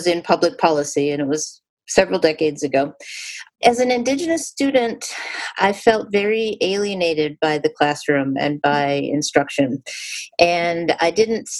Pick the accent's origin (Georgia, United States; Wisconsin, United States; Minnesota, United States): Minnesota, United States; Minneapolis; moved away as an adult; also born or lived in Michigan; now in Vancouver, Canada; I grew up in the city of Minneapolis primarily